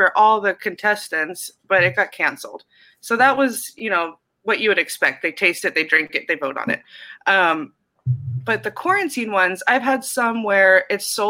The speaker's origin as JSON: {"language": "English", "town": "Cincinnati", "region": "Ohio", "country": "United States", "also_born_or_lived": "Harlem, New York", "moved": "yes", "said": "I'm from Cincinnati, Ohio"}